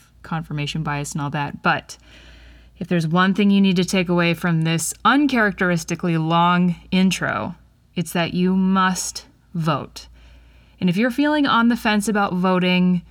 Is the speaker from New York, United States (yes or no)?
no; Wisconsin, United States; my home state of Wisconsin and you're in Dane County, where I am